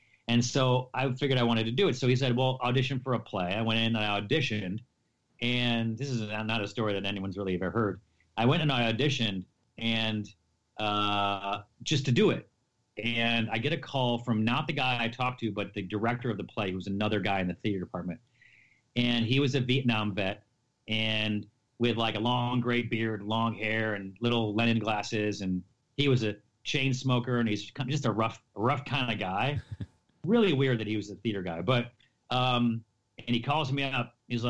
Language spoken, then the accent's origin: English; Syracuse, New York, United States